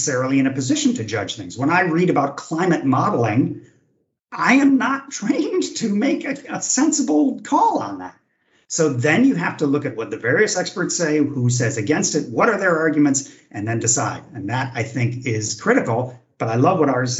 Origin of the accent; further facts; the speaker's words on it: California, United States; moved away as an adult; now in Germany; I, as an American from California who had lived through the 70s